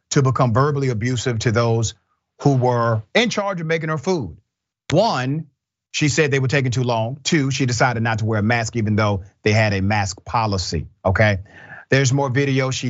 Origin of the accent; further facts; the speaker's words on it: California, United States; I grew up in the Bay Area, and there's a lot of racism there.